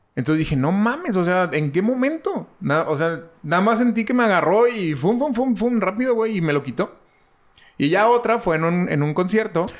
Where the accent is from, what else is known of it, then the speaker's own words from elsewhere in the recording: Mexico; como mexicano